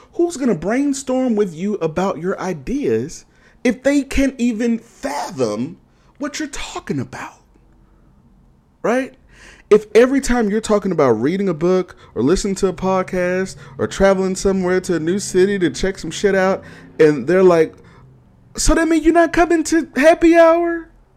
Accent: Houston, Texas, United States; also born or lived in Austin / Dallas / Seattle; now in Detroit, United States; I'm from Houston and I've also lived in, in Austin, Dallas, and Seattle

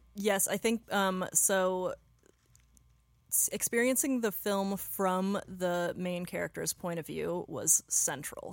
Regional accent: Pacific Northwest, United States; moved away as an adult; also born or lived in Los Angeles; now in Portland, United States; I grew up near there in the Pacific Northwest

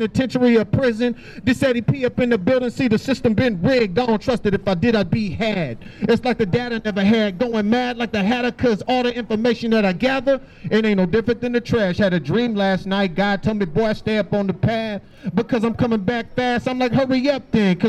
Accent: California, United States; now in Seattle, United States; I'm originally from California. Been up here for about 10 years

